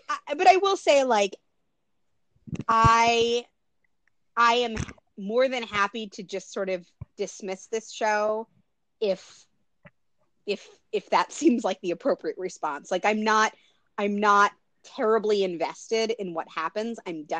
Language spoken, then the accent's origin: English; Pacific Northwest, United States; as a Pacific Northwest native